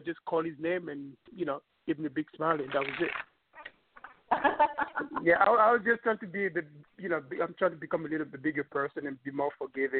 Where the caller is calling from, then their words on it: New York, United States; from New York.